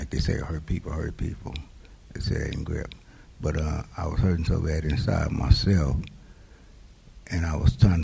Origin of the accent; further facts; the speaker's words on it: Oakland, California, United States; I was born in Oakland.